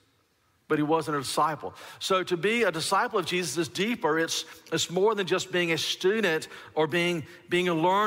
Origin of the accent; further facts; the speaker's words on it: Alabama, United States; I grew up in Alabama in the deep south